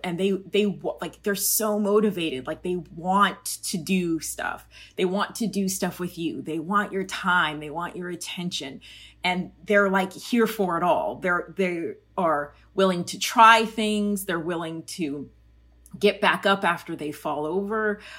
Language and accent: English; Colorado, United States; I grew up in Colorado, halfway between Denver and Colorado Springs and a little suburb in between those two.